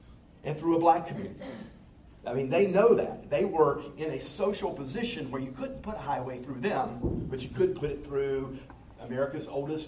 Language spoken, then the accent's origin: English; Charlotte, North Carolina, United States; my hometown, Charlotte